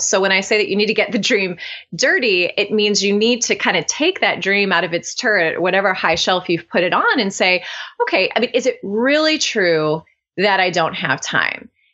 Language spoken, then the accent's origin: English; Cleveland, Ohio, United States; now in Oxford, United States; I'm born and raised in Ohio, very proud Midwestern girl. And I now live in Oxford, Ohio, uh, Southwest Ohio, though I'm originally from Cleveland